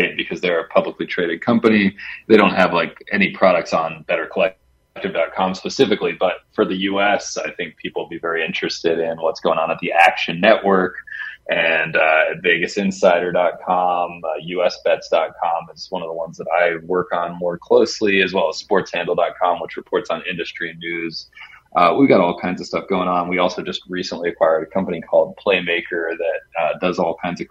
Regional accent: West Virginia, United States; I'm from West Virginia. I get it. I'm from a small state

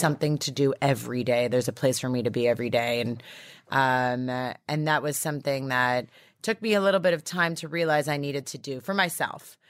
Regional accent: Toronto, Ontario, Canada; now in United States; I'm from Toronto

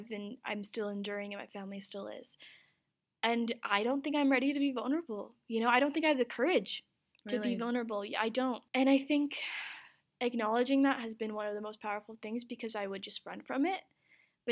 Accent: Ogden, Utah, United States; also born or lived in Pakistan / Azad Kashmir / New York / Salt Lake City; I was born in Pakistan, lived in New York for 2 years, came to Utah. But I had moved my junior year of high school to Salt Lake from Ogden, where I grew up

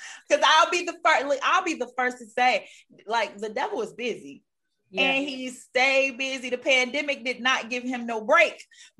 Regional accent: Detroit, Michigan, United States; moved away; also born or lived in North Carolina / Miami, Florida; You know, I live in Connecticut now. I'm originally from Detroit. I used to live in North Carolina. I did a lot of moving around. Used to live in Miami, Florida.

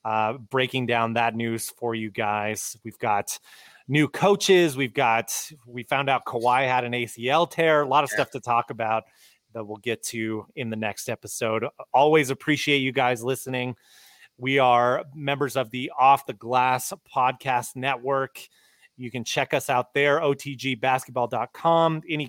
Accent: United States; for me as an American

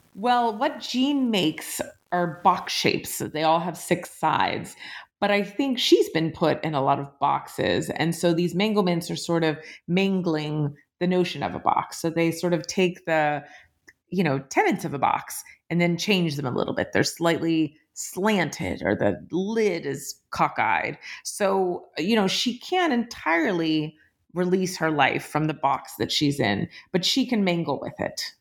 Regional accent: Appalachia, United States; moved away; I grew up Jewish in Appalachia

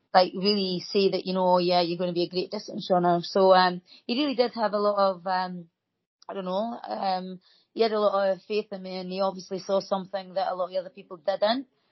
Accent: Dundee, Scotland, United Kingdom; I was from Whitfield

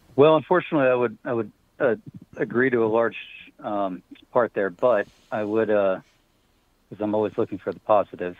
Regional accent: Pennsylvania, United States; moved away; I'm originally from Pennsylvania.

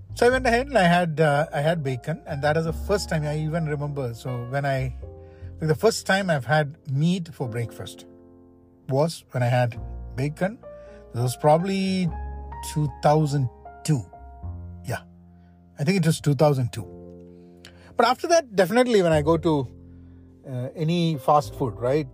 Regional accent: Kerala, India; moved away as an adult; also born or lived in Washington, D.C., United States; now in United States; Growing up in India, in Kerala

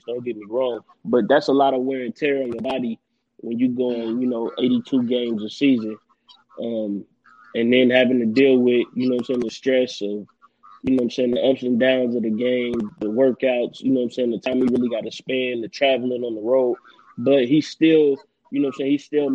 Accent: United States; accent: country; my country accent

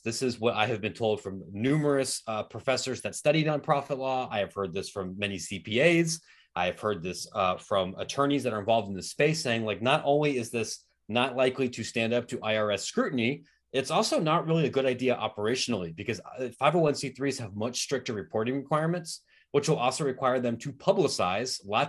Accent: Columbus, Ohio, United States; I grew up in Columbus. I went to Ohio State.

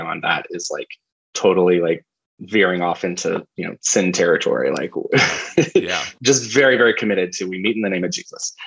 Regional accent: Asheville, North Carolina, United States; moved away; I grew up in Asheville, North Carolina

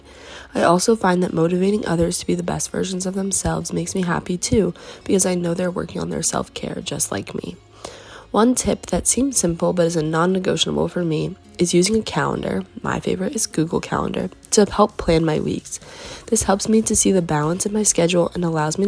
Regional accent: Westford, Massachusetts, United States; moved away; I'm originally from Westford, Massachusetts

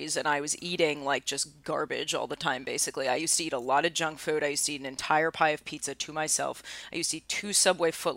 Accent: New York City, New York, United States; I was from Astoria

